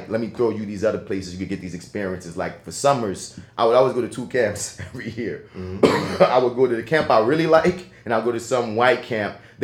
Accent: United States; being an American

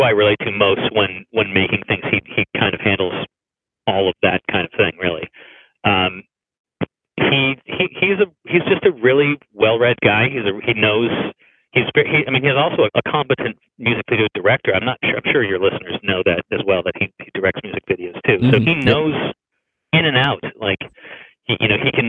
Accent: Tucson, Arizona, United States; moved away as an adult; now in Los Angeles, United States; I'm from Tucson, Arizona. That's kind of where I'm from, and I was still there then

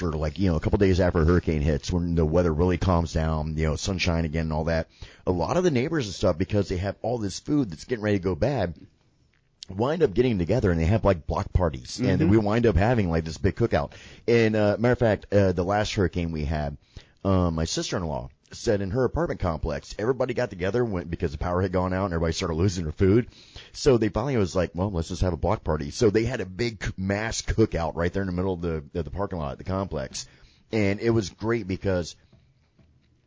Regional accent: Sarasota, Florida, United States; me and many generations of my family are from Florida, you know, predominantly like the Sarasota area. That's my hometown

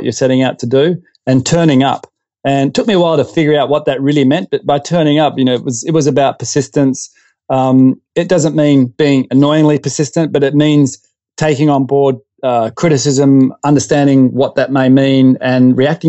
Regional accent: Perth, Western Australia, Australia; also born or lived in Derby, Western Australia; I grew up in Western Australia in Perth, and in a suburb called Wilson.

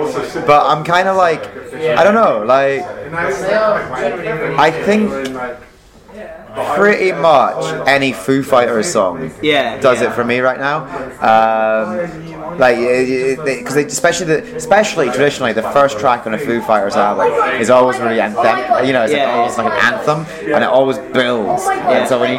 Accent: Philippines; Let's face it, I'm the Filipino, I'm going to be the maid.

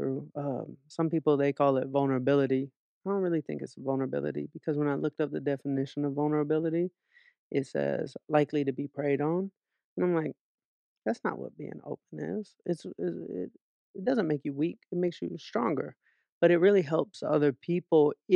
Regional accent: Atlanta, Georgia, United States; now in Los Angeles, United States; I grew up in Atlanta

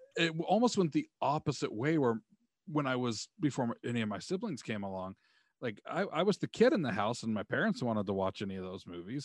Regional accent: Utah, United States; I grew up in Utah

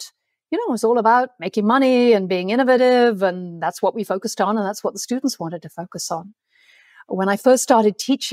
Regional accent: England, United Kingdom; accent: plummy; my plummy accent

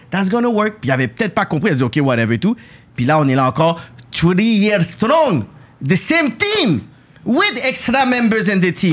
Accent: Quebec, Canada; je suis né dedans

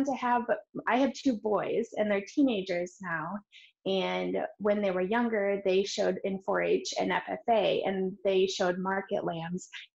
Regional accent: Minnesota, United States; moved away as an adult; now in Oregon, United States; I'm originally actually from Minnesota, and I moved to Oregon to be with my husband

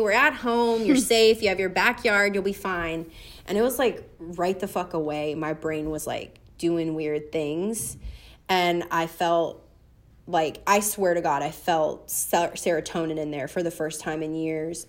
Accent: Louisiana, United States; moved away; I grew up with in Louisiana

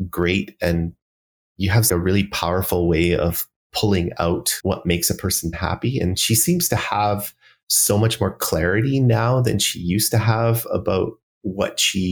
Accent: Calgary, Alberta, Canada; I was born and raised in Calgary

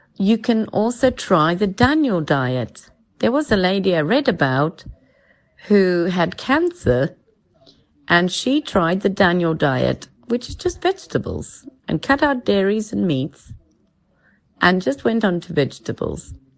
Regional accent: South Africa; moved away as an adult; now in England; I'm from South Africa.

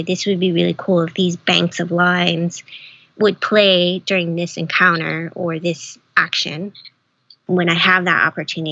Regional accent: Hawaii, United States; moved away as an adult; now in Los Angeles, United States; growing up in Hawaii, you don't really have those. I didn't grow up here

